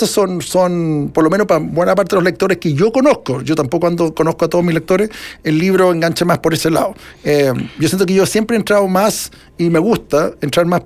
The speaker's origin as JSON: {"language": "Spanish", "country": "Chile", "said": "Que yo soy chileno, de nuevo el tema de demostrar que yo soy chileno"}